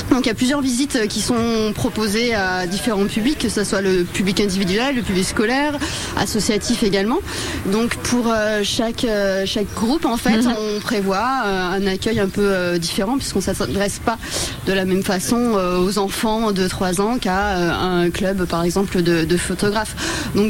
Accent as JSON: {"language": "French", "region": "Brittany", "country": "France"}